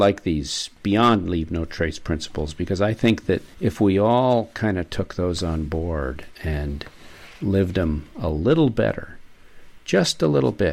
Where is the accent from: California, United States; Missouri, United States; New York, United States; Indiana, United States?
New York, United States; now in Maine, United States; As a New Yorker